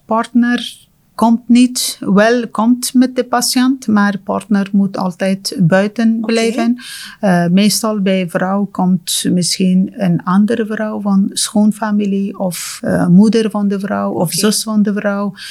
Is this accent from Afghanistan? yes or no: yes; Afghanistan; Dutch is a second language; moved away as an adult; now in Ghent, Belgium; Ik kom uit Afghanistan